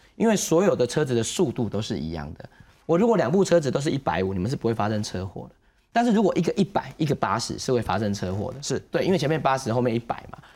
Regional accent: Taiwan; 我们台湾人

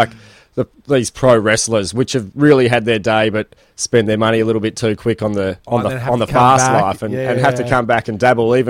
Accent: Frankston, Victoria, Australia; I'm from Frankston.

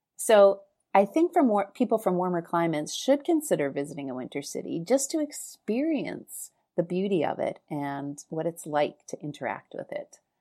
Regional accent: Winnipeg, Manitoba, Canada; I was born and raised in Winnipeg, Canada

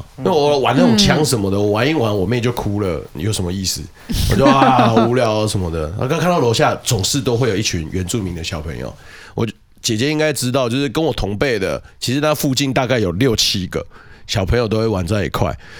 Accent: Yingge, New Taipei, Taiwan; 后续我们到了到了莺歌，就是我的老家那边的时候

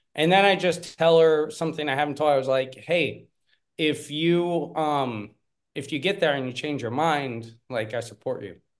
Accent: Pennsylvania, United States; moved away as an adult; also born or lived in South Korea; now in Spain; I am originally from Pennsylvania. I lived in South Korea for, um, for about seven years. I've been living here in Spain for about ten

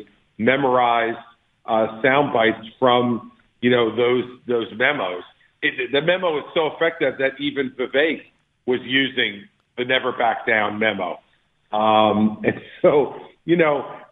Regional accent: New Jersey, United States; I'm from Jersey

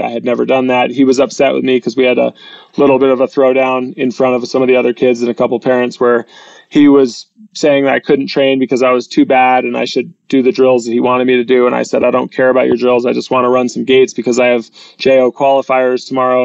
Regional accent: New Hampshire, United States; We come from New Hampshire. It's a live free or die state.

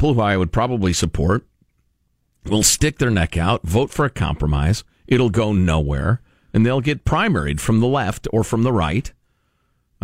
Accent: California, United States; As a Californian

